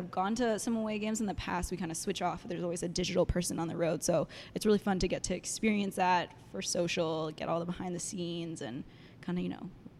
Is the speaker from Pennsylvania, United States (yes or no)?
no; Dallas, Texas, United States; I'm from Dallas, Texas, born and raised.